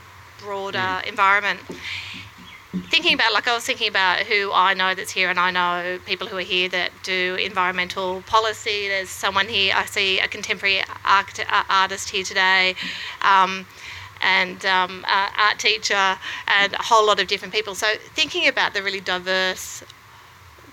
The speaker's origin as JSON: {"language": "English", "town": "Wollongong", "region": "New South Wales", "country": "Australia", "tie": "born or raised there", "moved": "yes", "lives_now": "Melbourne, Australia", "said": "I grew up in Wollongong"}